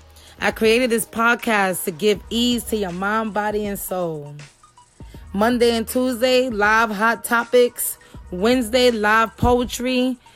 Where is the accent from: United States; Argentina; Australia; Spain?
United States; New York City, New York; now in Pennsylvania, United States; I'm from Brownsville, Brooklyn, but now I'm in Pennsylvania.